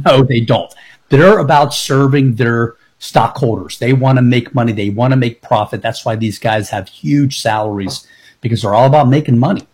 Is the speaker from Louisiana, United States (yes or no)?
no; Tampa, Florida, United States; I've been born and raised in Tampa